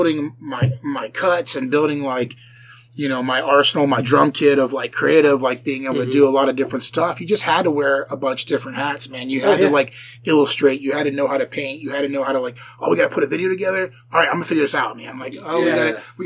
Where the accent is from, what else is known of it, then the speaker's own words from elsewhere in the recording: Dayton, Ohio, United States; also born or lived in Nashville; I grew up in Dayton, which is like, you know, hour north